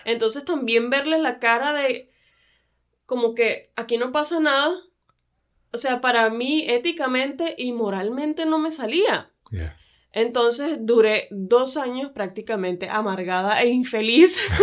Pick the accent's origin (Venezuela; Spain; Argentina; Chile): Venezuela; moved away as an adult; now in Tijuana, Mexico; yo soy venezolana